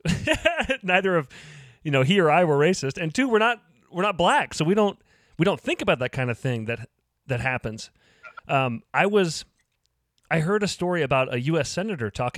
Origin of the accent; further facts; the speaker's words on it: Lincoln, Nebraska, United States; I grew up here in Lincoln